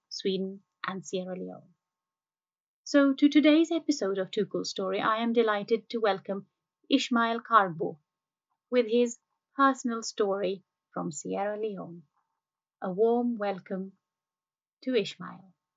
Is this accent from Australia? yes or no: no; India; I grew up in India